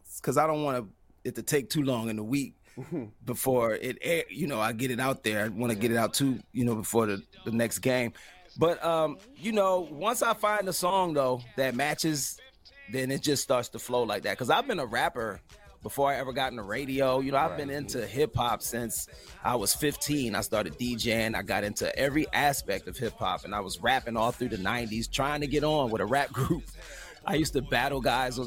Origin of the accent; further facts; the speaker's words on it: Cleveland, Ohio, United States; moved away as an adult; also born or lived in Baltimore, Maryland; I was raised in Cleveland, Ohio. So that's why I'm a Browns fan all the way up through grade school, through high school, Cleveland, Ohio